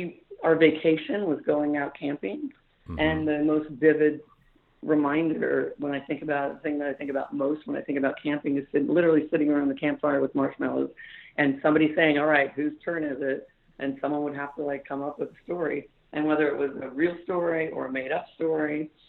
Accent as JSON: {"language": "English", "town": "Antioch", "region": "California", "country": "United States", "tie": "born or raised there", "said": "I grew up in Northern California, Antioch, California, little tiny blue-collar factory town."}